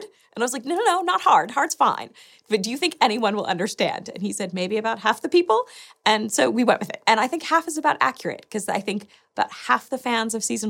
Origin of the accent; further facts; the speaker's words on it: United States; being American, I knew that was a lot of my people